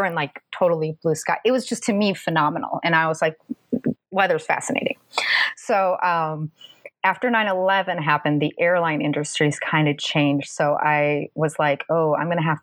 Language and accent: English; Minnesota, United States; accent: Minnesotan; moved away as an adult; also born or lived in Massachusetts; now in Southern United States; I grew up in Minnesota